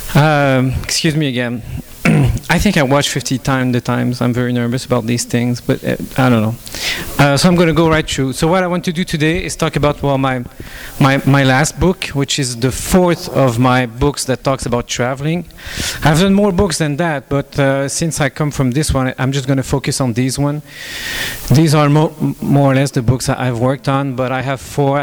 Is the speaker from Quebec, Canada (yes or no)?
yes; Quebec, Canada; English is a second language; moved away as an adult; also born or lived in Toronto / Montreal / France; I'm Canadian, I'm from French Canada, so you have to excuse me for my broken English